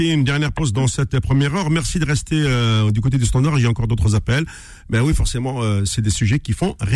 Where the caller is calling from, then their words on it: Paris, Île-de-France, France; Je suis de Paris, euh, …. Ah ouais. Euh, comme la, plupart des Kabyles qui habitent en Ile-de-France.